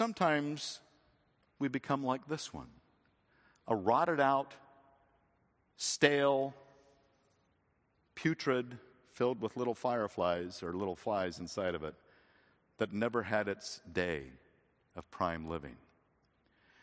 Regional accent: Phoenix, Arizona, United States; We had citrus trees growing up in Phoenix, Arizona

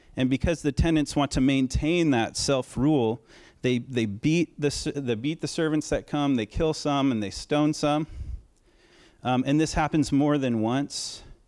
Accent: Oregon, United States; I'm from Oregon

